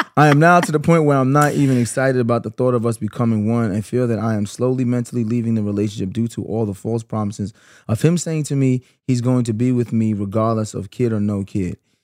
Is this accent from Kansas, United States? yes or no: no; New York City, New York, United States; also born or lived in Canarsie, Brooklyn; I grew up in Flatbush my whole life.